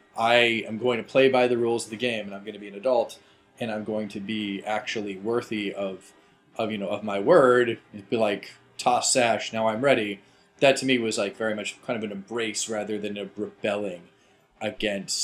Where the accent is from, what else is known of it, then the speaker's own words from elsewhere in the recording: United States; I'm American as well